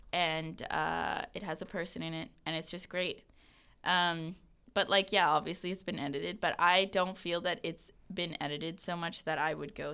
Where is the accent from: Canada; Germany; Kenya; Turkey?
Canada; Gillam, Manitoba; also born or lived in the prairies; I grew up north. Like, I grew up in Gillam until I was in grade 5.